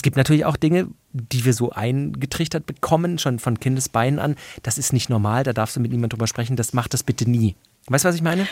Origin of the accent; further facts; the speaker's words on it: Swabia, Germany; ich bin geborener Schwabe